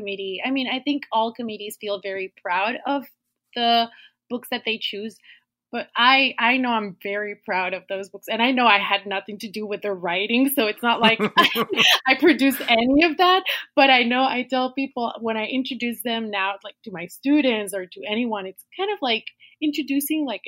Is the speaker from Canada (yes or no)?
no; Puerto Rico; moved away as an adult; now in Pennsylvania, United States; I was born and raised in Puerto Rico, and I moved to Pennsylvania in 2012 to do my PhD at Penn State